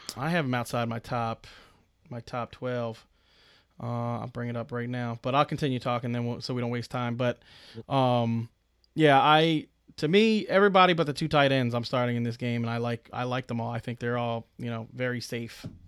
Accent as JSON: {"language": "English", "town": "Philadelphia", "region": "Pennsylvania", "country": "United States", "said": "We're from the Philadelphia area"}